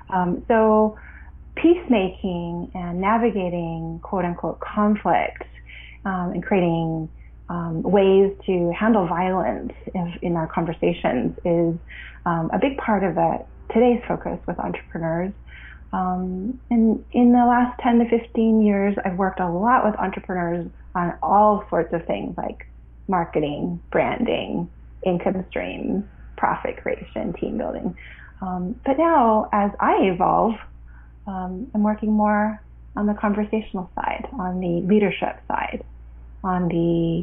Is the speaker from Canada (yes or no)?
yes; Canada; also born or lived in Ottawa, Canada / Vancouver, Canada; I was born in Canada and grew up my whole childhood here.